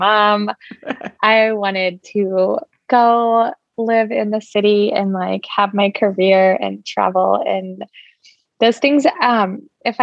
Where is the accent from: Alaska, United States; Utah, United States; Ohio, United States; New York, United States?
Alaska, United States; moved away as an adult; now in Seattle, United States; I grew up in Alaska with you right up the street, and moved to Washington though for college